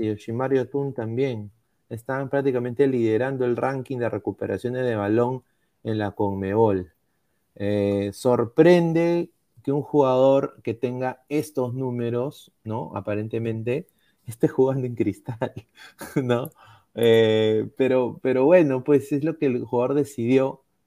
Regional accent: Peru; Todos somos peruanos

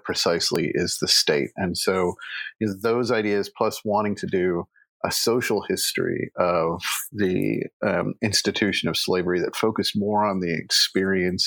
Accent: Alabama and Nashville, the South, United States; I'm from the South. I grew up in Alabama and Nashville

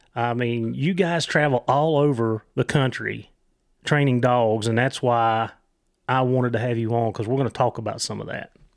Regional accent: Virginia, United States; I'm from Virginia

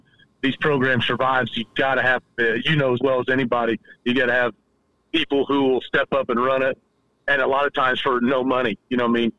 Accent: Marion, Indiana, United States; I grew up in Marion.

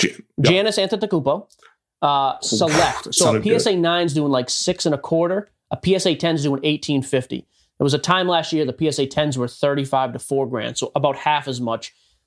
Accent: Boston, Massachusetts, United States; WEEI Sports Radio, which I grew up listening to in Boston.

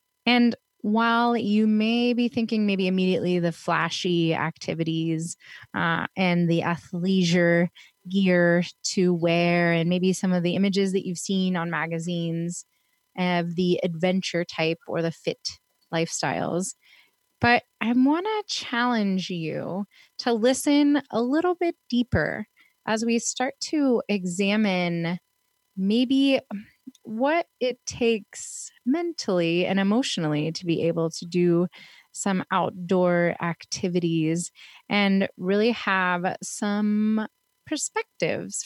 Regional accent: Pittsburgh, Pennsylvania, United States; also born or lived in Fort Lauderdale, Florida; now in Portland, United States; I was raised in Pittsburgh

